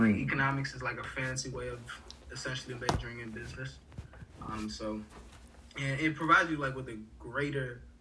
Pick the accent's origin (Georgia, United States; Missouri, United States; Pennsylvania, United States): Georgia, United States; Atlanta; also born or lived in Port-au-Prince, Haiti; I am from Atlanta